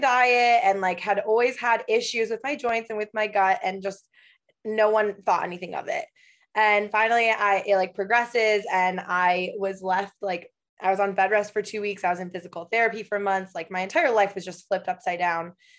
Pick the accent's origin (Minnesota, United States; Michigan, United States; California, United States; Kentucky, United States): Michigan, United States; moved away as an adult; also born or lived in Los Angeles; now in Portland, Oregon, United States; I am originally from Michigan